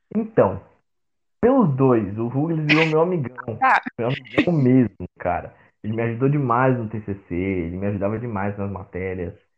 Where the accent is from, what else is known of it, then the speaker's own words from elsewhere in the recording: Osasco, São Paulo, Brazil; Eu sou de Osasco, viu? Eu sou de Osasco, sou cristão